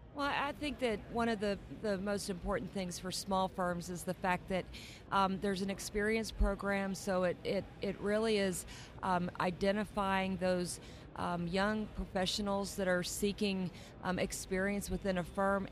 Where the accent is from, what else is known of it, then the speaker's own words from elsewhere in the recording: Texas, United States; I grew up in Texas